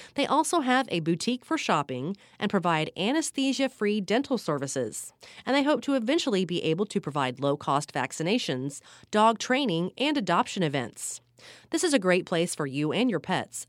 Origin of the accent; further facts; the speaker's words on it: Florida, United States; I grew up in Florida